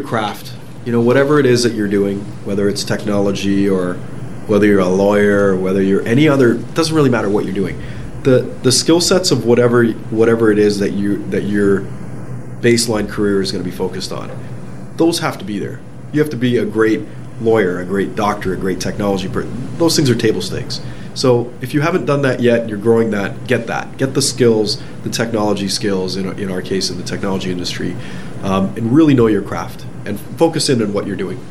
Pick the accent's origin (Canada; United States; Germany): Canada; Toronto, Ontario; also born or lived in London, England; I'm a kid from Scarborough. That's kind of where I grew up.